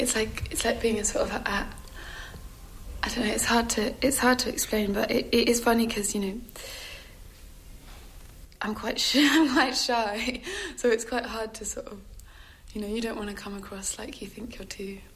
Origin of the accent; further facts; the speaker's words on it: England, United Kingdom; I'm English and I'm slightly bashful and reserved